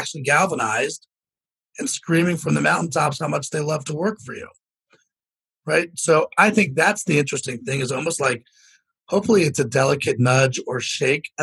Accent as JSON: {"language": "English", "town": "Potomac", "region": "Maryland", "country": "United States", "tie": "born or raised there", "said": "I was born in Potomac, Maryland"}